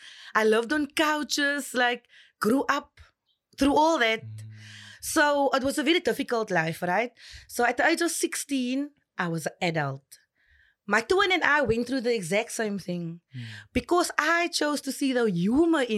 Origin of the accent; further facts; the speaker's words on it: Cape Town, Western Cape, South Africa; I was actually born and raised in Retreat.